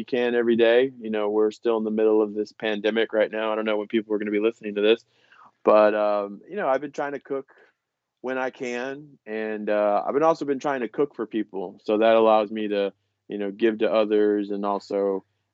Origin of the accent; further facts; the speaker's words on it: about an hour south of Houston, Texas, United States; now in Houston, United States; I live in Houston. The last couple of weeks I've actually come to my hometown. It's a little bit – it's about an hour south of Houston